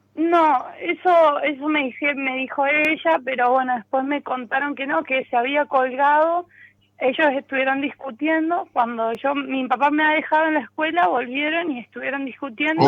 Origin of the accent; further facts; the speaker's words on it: San Rafael, Mendoza, Argentina; now in San Luis, Argentina; en realidad es San Rafael, bueno, ahí viví mucho tiempo y hace unos años estoy viviendo acá en San Luis